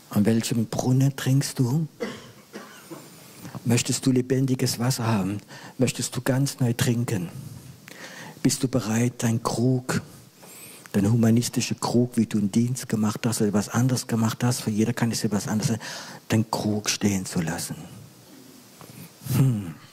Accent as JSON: {"language": "German", "region": "Grand Est", "country": "France", "said": "ich bin Elsässer, bin Elsässer."}